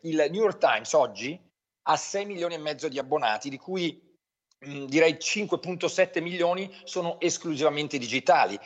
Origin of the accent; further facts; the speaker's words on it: Brianza, outside Milan, Lombardy, Italy; io che sono nato fuori Milano in Brianza